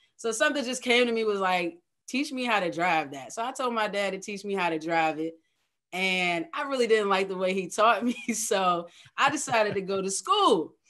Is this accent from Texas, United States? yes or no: no; Middlesex County, Virginia, United States; moved away as an adult; also born or lived in Hampton Roads (757), Virginia; now in Hampton Roads, United States; I'm originally from Middlesex County, Virginia, which is a small rural town in Virginia country.